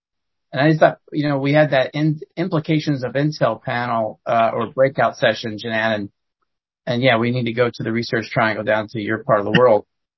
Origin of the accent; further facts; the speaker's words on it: Ohio, United States; moved away; I'm from Ohio